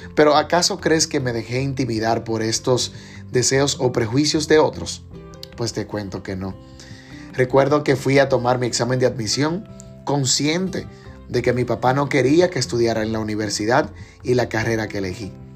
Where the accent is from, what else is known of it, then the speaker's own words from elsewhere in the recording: Dominican Republic; como buen dominicano